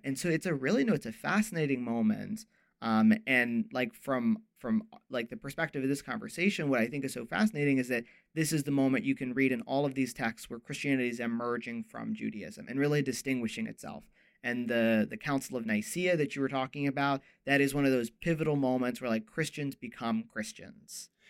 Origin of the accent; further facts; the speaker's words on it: Ohio, United States; I am from Ohio.